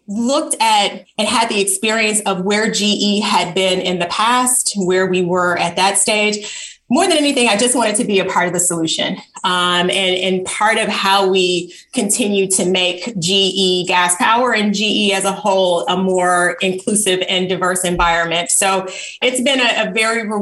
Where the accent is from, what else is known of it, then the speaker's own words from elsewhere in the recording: Chicago, Illinois, United States; moved away as an adult; also born or lived in Tuskegee, Alabama / Nigeria; I grew up on the South Side of Chicago in an environment that was predominantly Black